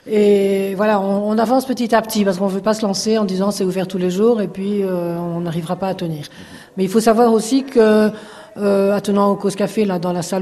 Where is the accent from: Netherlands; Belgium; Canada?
Belgium; Brussels; accent: Brussels; now in France; Mon petit accent vient de Bruxelles.